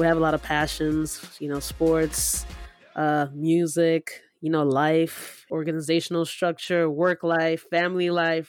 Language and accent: English; Nigeria; now in United States; You know, we're two Nigerian immigrant siblings, right?